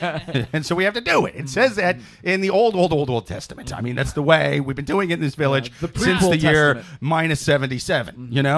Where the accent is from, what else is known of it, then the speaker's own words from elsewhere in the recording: Iowa, United States; now in New York, United States; I'm from Iowa.